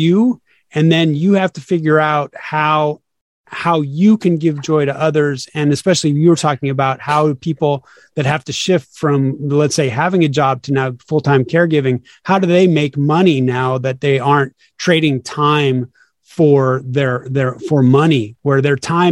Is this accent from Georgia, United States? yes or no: no; Sacramento, California, United States; now in Los Angeles, United States; I'm originally from Sacramento, California. And then I bounced around the United States for a while